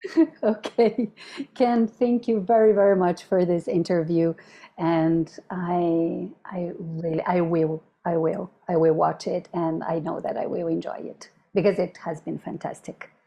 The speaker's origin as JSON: {"language": "English", "country": "Chile", "said": "I'm from Chile"}